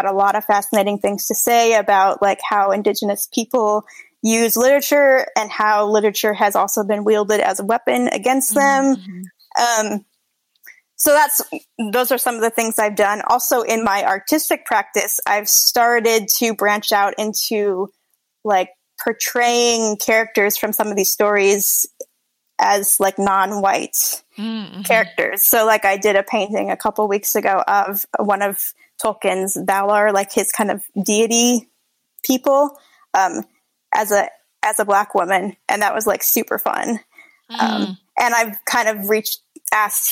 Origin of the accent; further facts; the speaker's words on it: Hawaii, United States; moved away; I'm originally from Hawaii